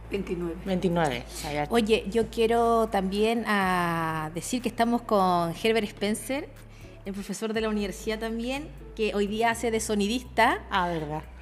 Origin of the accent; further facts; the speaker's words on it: Chile; soy de Chile, tengo dos hijos